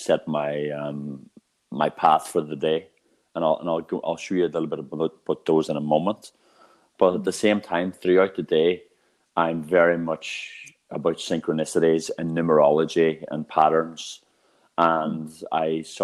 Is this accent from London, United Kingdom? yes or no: no; Northern Ireland, United Kingdom; I come from Northern Ireland. And I grew up in a town which is the unemployment black spot of Europe.